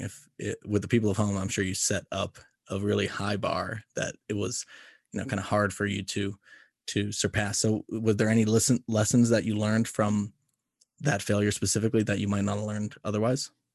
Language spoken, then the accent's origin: English; United States; being an American